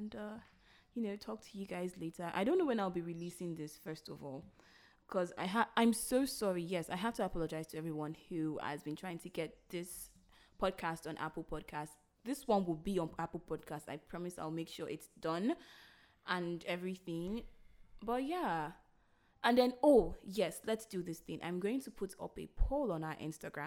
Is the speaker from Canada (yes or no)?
no; Delta, Nigeria; English is a second language; I'm from Delta and I'm Ijo